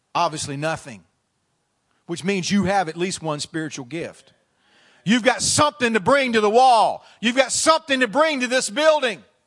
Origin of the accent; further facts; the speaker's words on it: Canada; I'm from Canada.